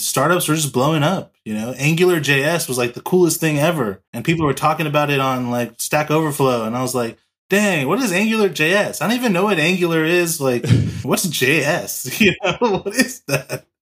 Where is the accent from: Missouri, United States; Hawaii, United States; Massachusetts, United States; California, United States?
California, United States; Los Angeles; also born or lived in San Diego; I'm from Los Angeles, California. Born and raised here in California